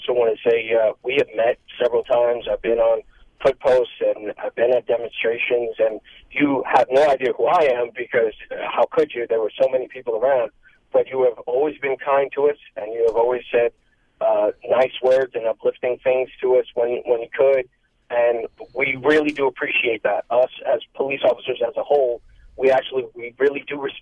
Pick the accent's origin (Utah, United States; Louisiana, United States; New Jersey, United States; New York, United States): New York, United States; New York City; I grew up in Brooklyn